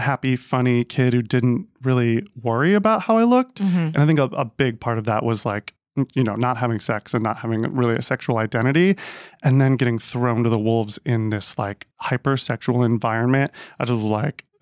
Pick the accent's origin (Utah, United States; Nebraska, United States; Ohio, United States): Ohio, United States; moved away as an adult; also born or lived in Miami; I grew up in Ohio.